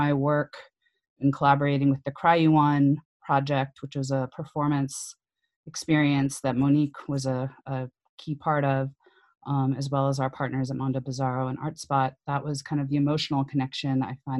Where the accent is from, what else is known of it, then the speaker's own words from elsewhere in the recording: Mobile, Alabama, United States; also born or lived in Bay Area; now in New Orleans, United States; And I was born in Mobile, Alabama, on the Gulf of Mexico, and had been thinking about moving to New Orleans.